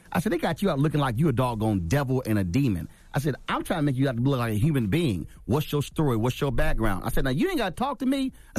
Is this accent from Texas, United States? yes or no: yes; Houston, Texas, United States; And I knew he was from Houston. I'm from Houston as well.